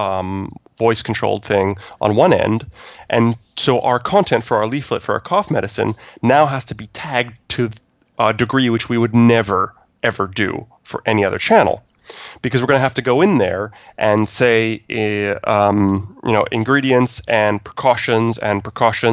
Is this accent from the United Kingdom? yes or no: no; Canada; I'm Canadian